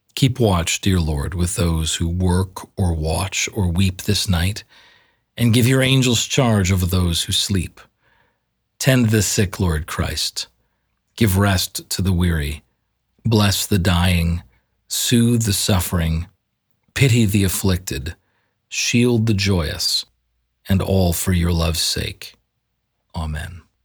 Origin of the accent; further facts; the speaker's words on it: Canada; accent: Canadian; my Canadian accent.